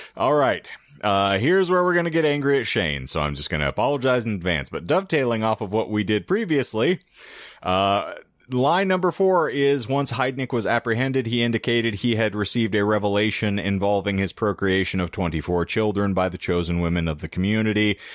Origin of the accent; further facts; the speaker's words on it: United States; we, as the American public